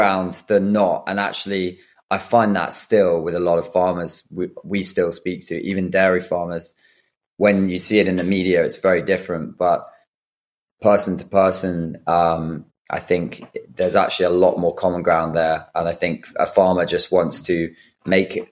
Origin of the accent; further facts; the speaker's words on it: Brighton, South East England, United Kingdom; I grew up in Brighton outside